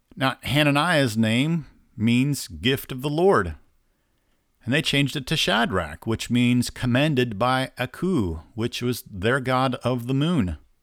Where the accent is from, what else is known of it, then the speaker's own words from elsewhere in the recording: Indiana, United States; I'm from Indiana